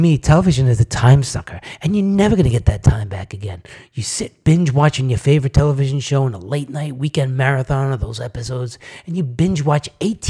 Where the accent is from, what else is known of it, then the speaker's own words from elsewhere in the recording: Long Island, New York, United States; Growing up in Long Island, New York